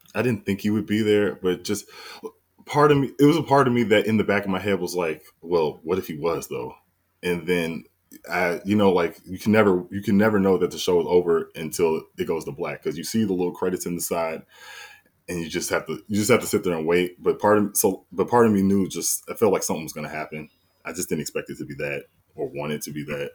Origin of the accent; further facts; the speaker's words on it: south suburbs of Chicago, Illinois, United States; I'm from, you know, right outside Chicago, the south suburbs